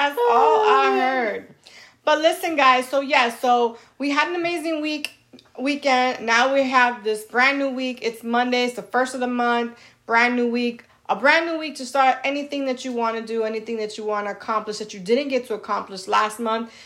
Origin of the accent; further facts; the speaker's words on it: New York, United States; I'm from New York